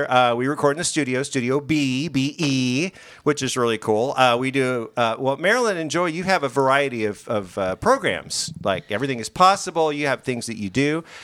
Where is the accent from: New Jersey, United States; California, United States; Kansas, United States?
Kansas, United States; now in Missouri, United States; I was born and raised in Kansas.